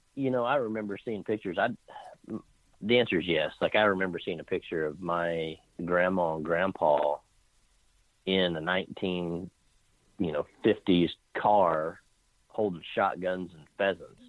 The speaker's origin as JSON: {"language": "English", "town": "Clearwater", "region": "Kansas", "country": "United States", "tie": "born or raised there", "said": "I grew up in a little small Midwestern town just south of Wichita called Clearwater, Kansas"}